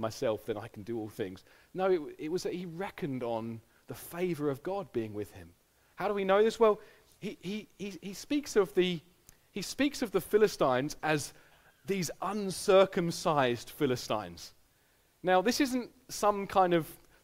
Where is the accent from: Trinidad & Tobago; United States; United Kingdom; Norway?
United Kingdom; our personality as a British people